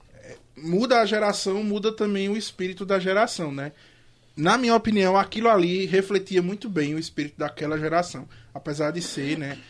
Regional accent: Brazil; nós somos o único país da América Latina que não fala espanhol

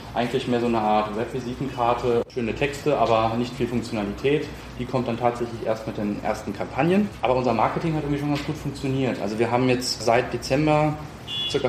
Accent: Kronberg im Taunus, Hesse, Germany; also born or lived in Marburg / Paris; Ich bin äh, ursprünglich aus dem Raum Frankfurt, bin in Kronberg groß geworden, zur Schule gegangen

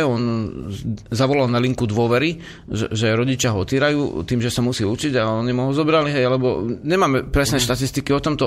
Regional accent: Slovakia; ja som bol zo Slovenska

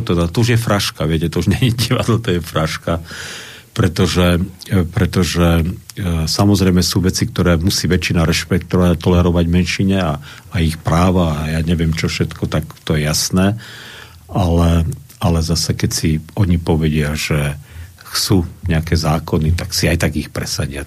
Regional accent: Slovakia; som Slovák

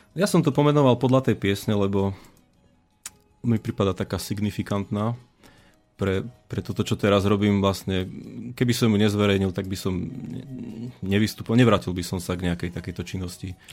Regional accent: Detva, Banská Bystrica Region, Slovakia; Ja som z Detvy

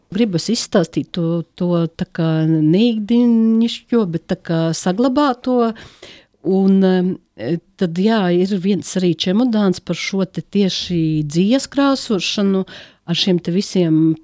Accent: Latvia; born or raised there; now in Riga, Latvia

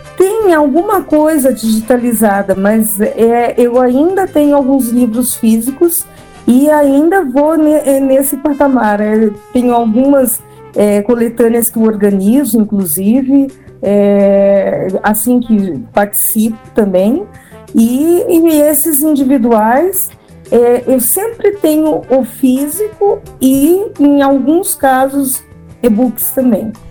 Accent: Curitiba, Paraná, Brazil; also born or lived in Lapa, Paraná / Pato Branco, Paraná; Eu sou de Curitiba e já morei em outras cidades também do interior do Paraná como Lapa

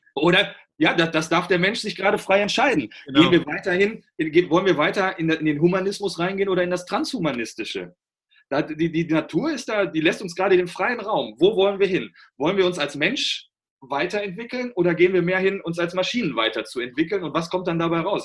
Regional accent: Germany; bei uns in Deutschland

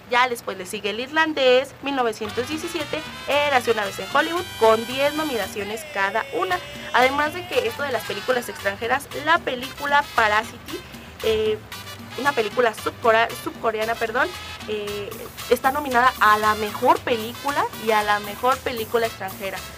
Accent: Mexico; como buen mexicano

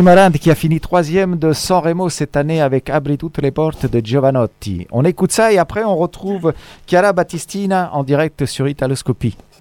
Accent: France; also born or lived in Cassino; Je suis né en France moi aussi

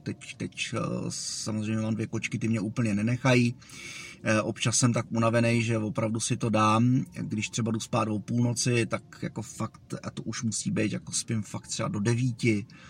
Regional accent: Zdechovice, Pardubice Region, Czechia; also born or lived in Žehušice; přízemní byt, který jsme, e, měli, když jsem byl malej ve Zdechovicích

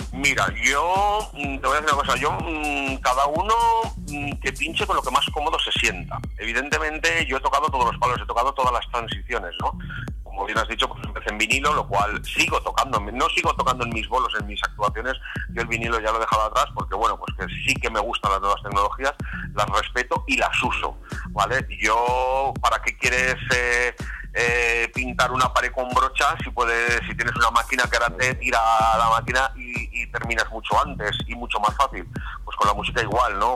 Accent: Valencia, Valencian Community, Spain; also born or lived in Zaragoza, Aragon; yo soy aragonés de nacimiento, yo soy nacido en Zaragoza, toda mi familia es, aragonesa, eh, estamos repartidos por las tres provincias, pero bueno, la mayor parte la tengo en Zaragoza, pero yo pues de bien pequeño, mis padres por cuestiones de trabajo vivimos aquí a Valencia

